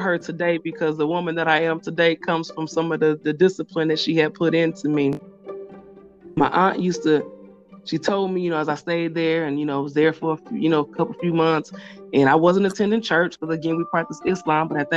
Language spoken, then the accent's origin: English; Milwaukee, Wisconsin, United States; I'm originally from Milwaukee, Wisconsin. That's where I was born and raised at.